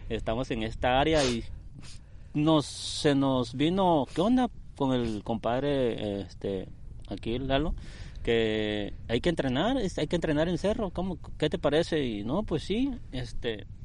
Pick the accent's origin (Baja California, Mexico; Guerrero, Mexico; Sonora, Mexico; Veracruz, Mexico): Guerrero, Mexico; Acapulco; now in Tijuana, Mexico; Guerrero y representando aquí y arropado por la bella ciudad de Tijuana.